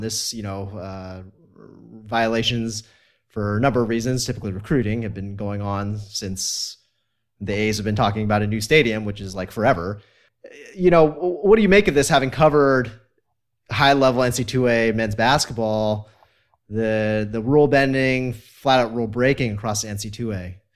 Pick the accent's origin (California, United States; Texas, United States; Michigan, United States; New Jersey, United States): California, United States; I'm from California